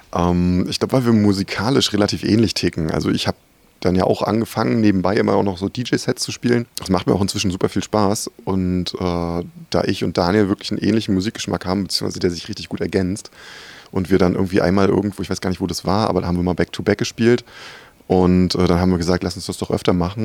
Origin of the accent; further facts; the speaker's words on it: Rostock, Mecklenburg-Vorpommern, Germany; moved away; Ich, ich komme ja ursprünglich aus Rostock